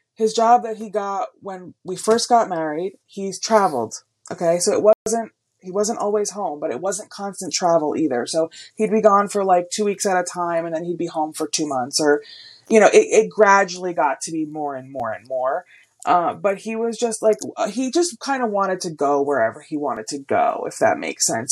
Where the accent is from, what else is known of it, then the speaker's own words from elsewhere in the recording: Wayne, New Jersey, United States; I grew up in Wayne, New Jersey